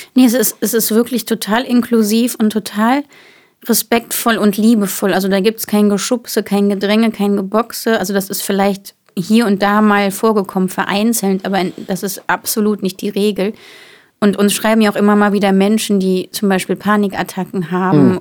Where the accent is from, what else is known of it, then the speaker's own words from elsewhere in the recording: Bonn area, North Rhine-Westphalia, Germany; Bonn ist ja bei mir um die Ecke. Ich komme ja quasi aus der Gegend